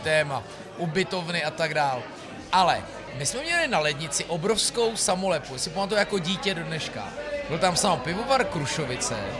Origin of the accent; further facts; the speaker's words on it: Citoliby, Ústí nad Labem Region, Czechia; já říkám, že z Loun, ale já jsem z Citolip u Loun